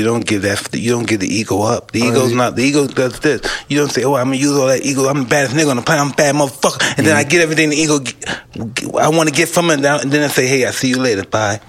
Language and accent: English; New York City, New York, United States; I came from Brownsville.